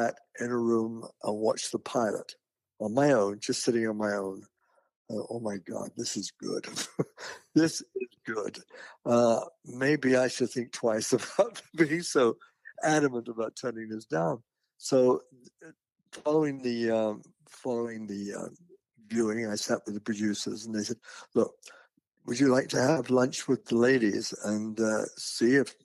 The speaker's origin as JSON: {"language": "English", "country": "United Kingdom", "moved": "as an adult", "lives_now": "United States", "said": "I'm British. And I was working for the BBC in England"}